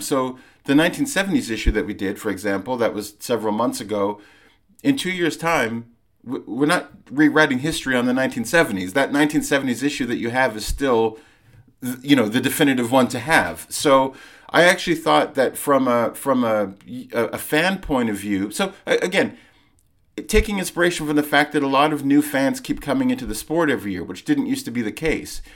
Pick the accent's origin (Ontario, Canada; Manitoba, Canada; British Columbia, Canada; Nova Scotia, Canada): British Columbia, Canada; Vancouver; moved away as an adult; also born or lived in London, United Kingdom; So I lived, I grew up in Vancouver, but I lived in London uh, from when I was 19 till I was in my mid 30s